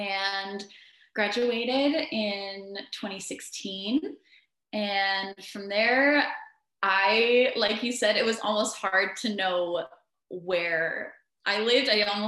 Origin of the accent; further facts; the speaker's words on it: Washington, United States; I grew up here in the Pacific Northwest, Washington State, to be more specific. Mm-hmm. I moved around a lot when I was younger, though. So still around the Pacific Northwest area